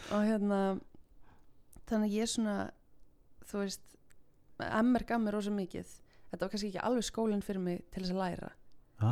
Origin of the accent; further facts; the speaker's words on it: Mosfellsbær, Capital Region, Iceland; also born or lived in Reykjavík; ég er úr Mósusbænum